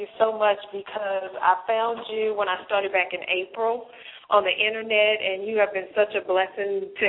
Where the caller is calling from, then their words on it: Dallas, Texas, United States; I'm calling from Dallas, Texas.